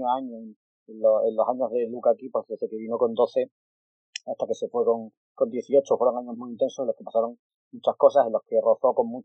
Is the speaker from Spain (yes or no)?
yes; Extremadura, Spain; Yo soy extremeño